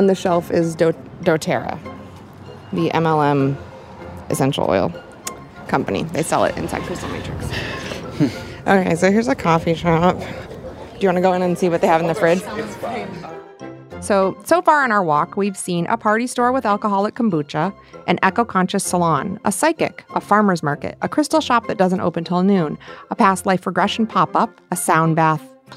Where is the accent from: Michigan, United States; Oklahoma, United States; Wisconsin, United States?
Michigan, United States; now in Los Angeles, United States; Where I grew up in Michigan, the Copper Keg would be called a party store.